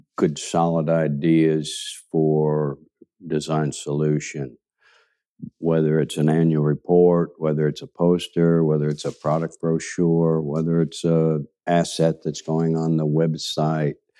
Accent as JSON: {"language": "English", "town": "Kansas City", "region": "Kansas", "country": "United States", "tie": "born or raised there", "also_born_or_lived": "Seattle / Hackensack, New Jersey", "said": "those were my formative years, really, living in Kansas, uh, Kansas City on the Kansas side. And it was, I had a good upbringing in Kansas."}